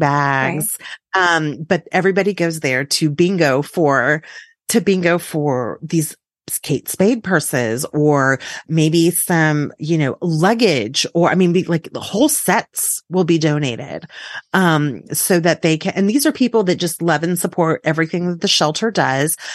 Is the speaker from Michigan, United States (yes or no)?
no; Texas, United States; as a Texan